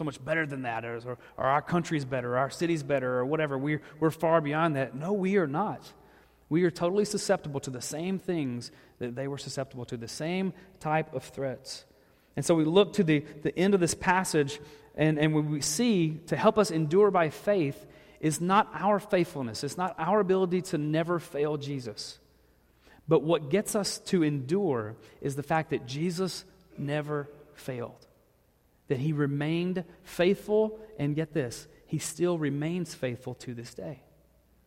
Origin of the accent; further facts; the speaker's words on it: the South, United States; I'm from the South